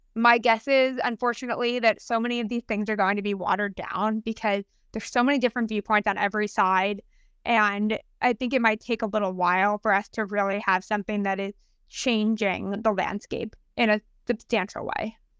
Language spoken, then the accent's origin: English; United States; proud of being American